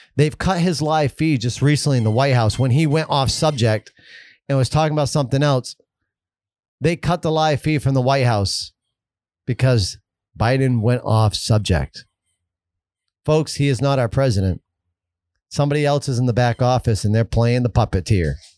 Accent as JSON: {"language": "English", "country": "United States", "said": "as an American"}